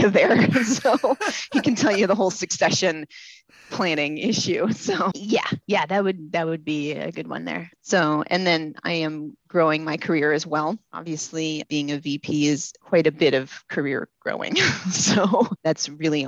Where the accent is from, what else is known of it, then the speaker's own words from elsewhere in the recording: Ames, Iowa, United States; I grew up in Ames, Iowa